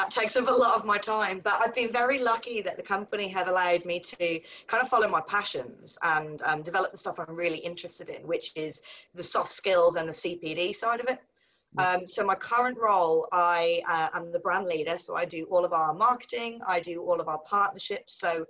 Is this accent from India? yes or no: no; Cardiff, Wales, United Kingdom; So I'm actually a Welsh girl, which I don't think you would know from the accent. I don't have the accent anymore. So I grew up in Cardiff, in a little village called Whitchurch, or Reglwys Newydd, as we would say in Welsh.